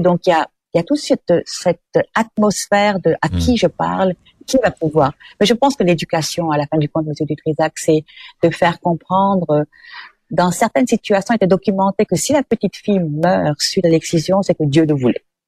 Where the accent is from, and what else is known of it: Quebec, Canada